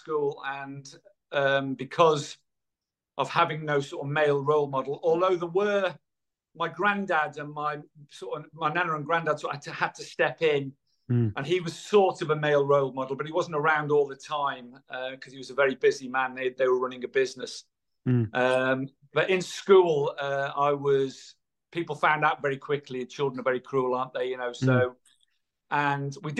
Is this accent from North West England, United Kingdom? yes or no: yes; Irby, North West England, United Kingdom; I was born on the Wirral in Merseyside, a little village called Irby, in 1960